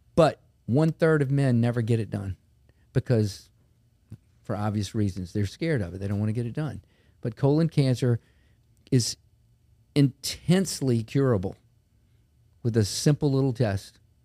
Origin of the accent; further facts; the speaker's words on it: Baton Rouge, Louisiana, United States; I grew up in Baton Rouge, been here my whole life